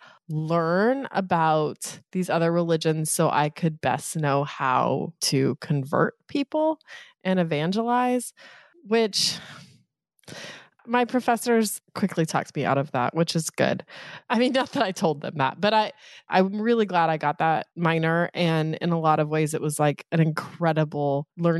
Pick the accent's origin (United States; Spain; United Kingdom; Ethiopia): United States; Eastern Colorado; now in New York City, United States; the towns that I grew up in Eastern Colorado